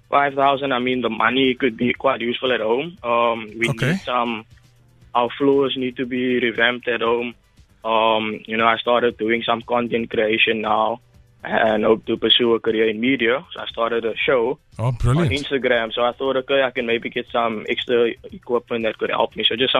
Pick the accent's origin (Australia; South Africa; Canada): South Africa; Ocean View, Western Cape; So I'm from Ocean View.